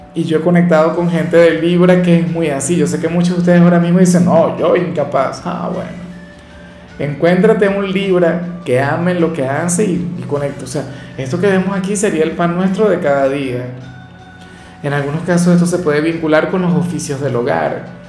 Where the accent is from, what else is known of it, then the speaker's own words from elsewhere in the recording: Venezuela; al menos en mi país